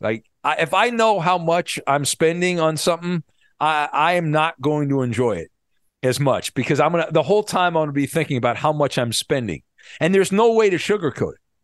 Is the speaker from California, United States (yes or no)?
yes; Orange County, California, United States; I grew up in Orange County and I went to Disneyland a lot because I lived close to it